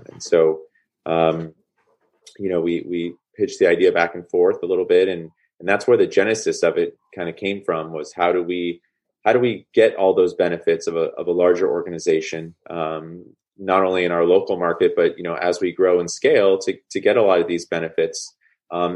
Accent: Bay Area, California, United States; also born or lived in Boston; I grew up in the Bay Area.

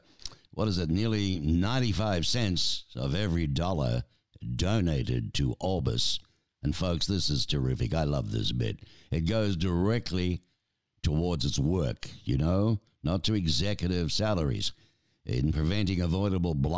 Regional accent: Australia; as an Aussie, of course, growing up with our famous flying doctor service

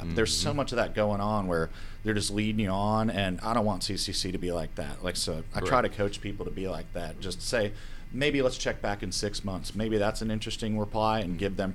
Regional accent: Atlanta area, South Forsyth, Georgia, United States; also born or lived in New York; raised in the Atlanta area, sort of that South Forsyth area

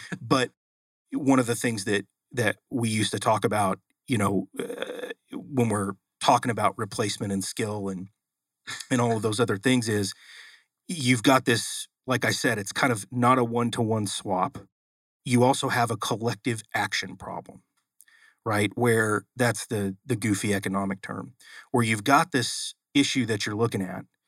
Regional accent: Oklahoma City, Oklahoma, United States; moved away; I'm originally from Oklahoma.

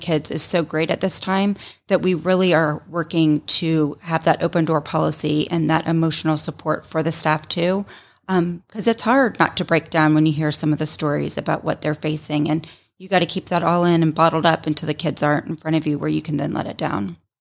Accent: Roswell, Georgia, United States; also born or lived in Tennessee; So I grew up here in the Roswell, North Fulton area.

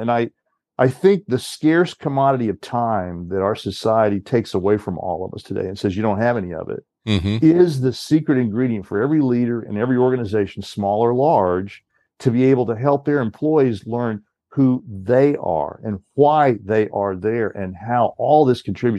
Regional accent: Southeast, United States; I grew up in the Southeast. My parents are Georgia farmers, North and South Georgia.

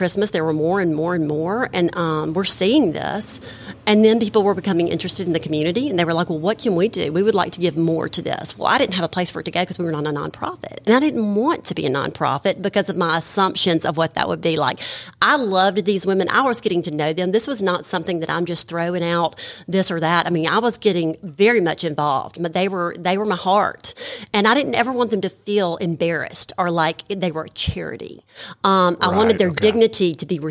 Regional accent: Madison, Mississippi, United States; also born or lived in Jackson, Mississippi; I'm from Jackson, Mississippi. Well, Madison, Mississippi.

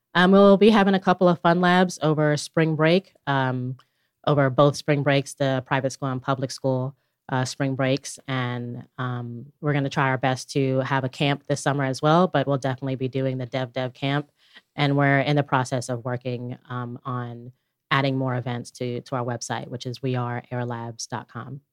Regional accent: Chattanooga, Tennessee, United States; born or raised there; also born or lived in Bronx, New York

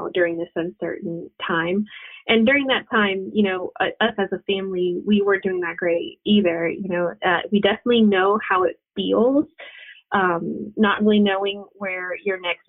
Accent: Puerto Rico; moved away; we're from Puerto Rico

